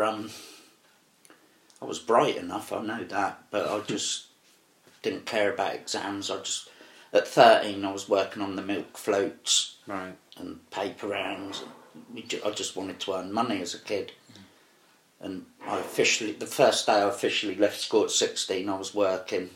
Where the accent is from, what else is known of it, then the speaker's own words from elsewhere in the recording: Reading, South East England, United Kingdom; also born or lived in Margate; I grew up in Whitley. I loved the area.